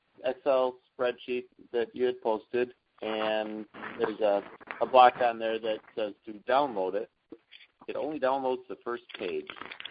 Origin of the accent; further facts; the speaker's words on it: Wisconsin, United States; from Wisconsin.